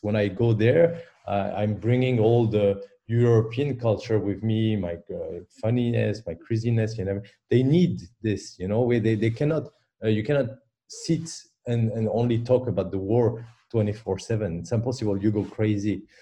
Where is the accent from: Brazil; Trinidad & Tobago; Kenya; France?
France; Paris, Île-de-France; English is a second language; now in Brussels, Belgium; I was born in Paris